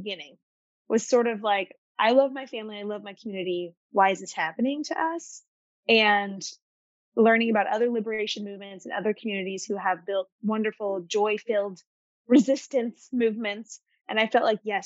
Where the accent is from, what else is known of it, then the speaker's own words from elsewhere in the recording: Arkansas, United States; now in Beirut, Lebanon; growing up in Arkansas, especially as an Arab American family after 9/11